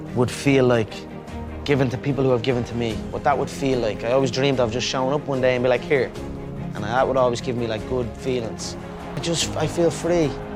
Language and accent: English; Ireland; my home country.